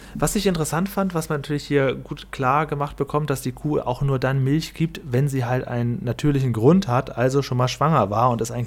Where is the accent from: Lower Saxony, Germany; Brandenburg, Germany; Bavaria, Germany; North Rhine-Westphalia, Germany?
Lower Saxony, Germany; Cuxhaven district; ich komme ja aus dem Kreis Cuxhaven